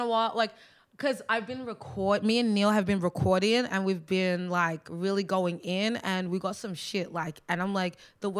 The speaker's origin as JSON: {"language": "English", "country": "Australia", "accent": "Australian"}